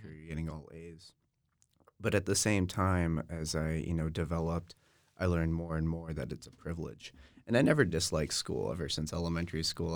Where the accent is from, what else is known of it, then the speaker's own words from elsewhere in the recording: Austin, Texas, United States; I really enjoyed growing up in Austin.